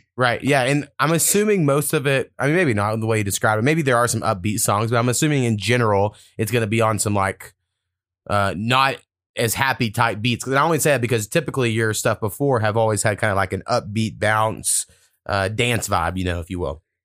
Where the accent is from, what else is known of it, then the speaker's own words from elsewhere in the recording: United States; moved away; I grew up, like, four miles from the Texas border, um, which is where my hometown's at.